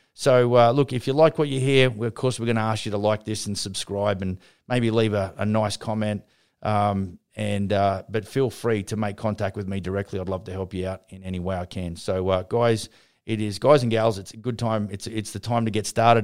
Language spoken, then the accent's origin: English; Brisbane, Queensland, Australia; Brisbane, my hometown